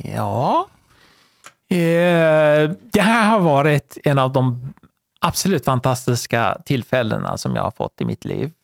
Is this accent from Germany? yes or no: no; Iran; now in Sweden; född och uppvuxen i Iran